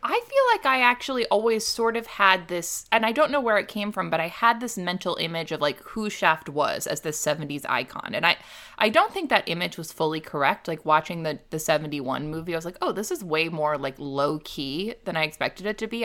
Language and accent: English; Midwest, United States; I'm from the Midwest.